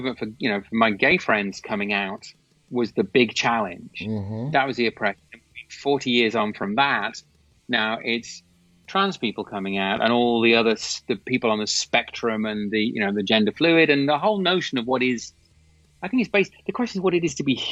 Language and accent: English; England, United Kingdom; I'm from England, obviously. So I did lots of work in the UK